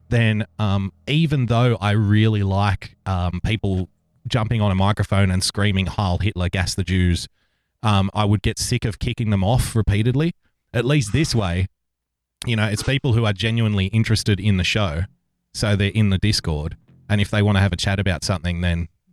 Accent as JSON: {"language": "English", "country": "Australia", "said": "I'm also an Australian"}